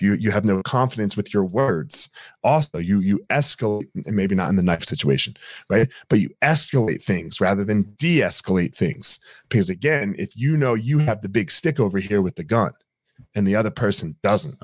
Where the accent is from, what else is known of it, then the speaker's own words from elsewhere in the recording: United States; I'm I'm African American